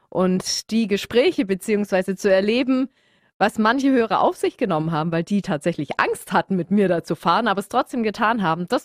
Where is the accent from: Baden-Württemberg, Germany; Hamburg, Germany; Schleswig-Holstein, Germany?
Baden-Württemberg, Germany; Stuttgart; Und ich bin ein Stuttgarter Mädchen, deswegen bin ich auch privat ständig immer auf dem Wasen